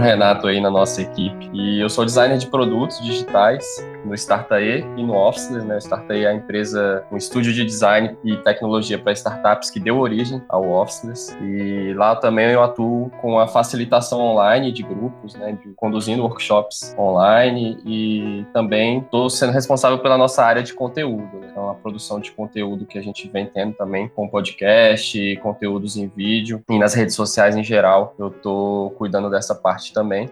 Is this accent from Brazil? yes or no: yes; Brasília, Federal District, Brazil; moved away as an adult; now in João Pessoa, Brazil; eu também sou de Brasília. Atualmente estou morando aqui no Nordeste.